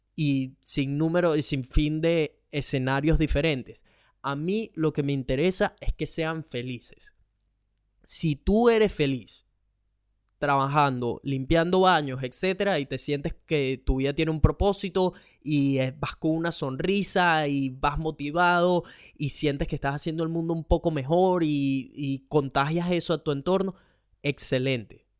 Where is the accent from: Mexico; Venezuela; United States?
Venezuela; now in Australia